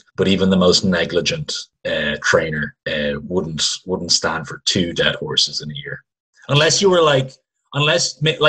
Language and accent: English; Kildare, Leinster, Ireland; I'm from Kildare.